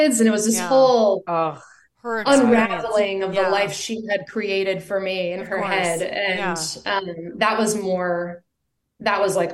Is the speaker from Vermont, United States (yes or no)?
yes; Vermont, United States; moved away as an adult; also born or lived in Colorado; I grew up in Vermont in a really small town.